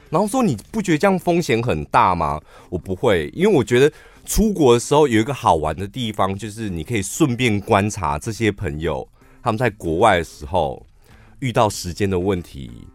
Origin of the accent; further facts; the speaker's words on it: Taiwan; 我们台湾人不习惯给台湾人小费